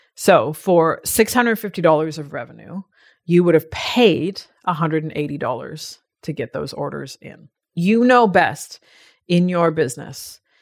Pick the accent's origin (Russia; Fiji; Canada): Canada; now in Australia; as a Canadian